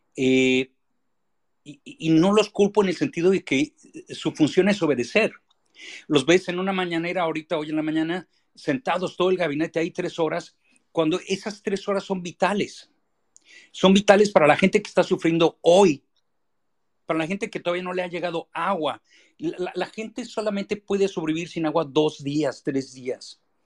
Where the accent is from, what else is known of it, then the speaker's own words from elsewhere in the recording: Mexico; somos capaces los mexicanos